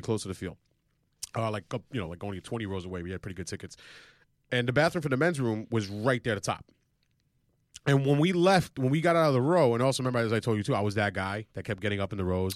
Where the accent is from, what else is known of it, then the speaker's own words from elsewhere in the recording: New York City, New York, United States; growing up in Woodside